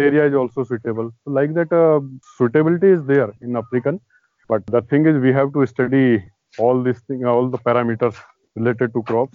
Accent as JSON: {"language": "English", "town": "Dehradun", "region": "Uttarakhand", "country": "India", "tie": "born or raised there", "also_born_or_lived": "Ethiopia", "said": "I'm basically from Dehradun district of Uttarakhand state. I did my schooling from Dehradun itself"}